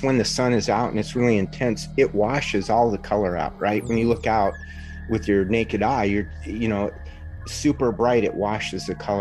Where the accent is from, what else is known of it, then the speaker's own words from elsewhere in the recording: Washington, United States; now in Arizona, United States; I'm from Washington State, and where I lived, it was just tall pines everywhere